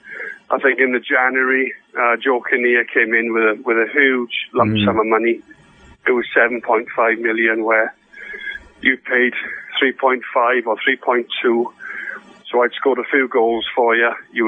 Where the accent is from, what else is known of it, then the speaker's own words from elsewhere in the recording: Swansea, Wales, United Kingdom; moved away; Swansea, I think it was, in the FA Cup, which was my hometown.